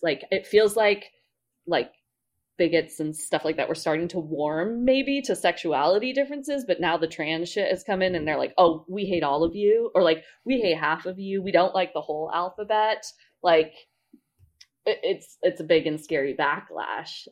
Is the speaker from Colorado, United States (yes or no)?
yes; Colorado, United States; I'm from Colorado